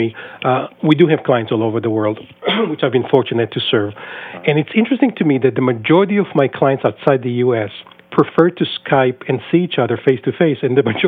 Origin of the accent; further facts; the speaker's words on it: Israel; moved away as an adult; now in United States; I was born and raised in Israel for the first 22 years of my life before I moved to the U.S.